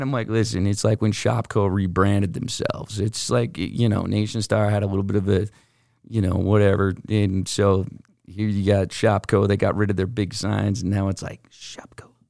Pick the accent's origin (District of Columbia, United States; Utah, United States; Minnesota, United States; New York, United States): Utah, United States; we're from Utah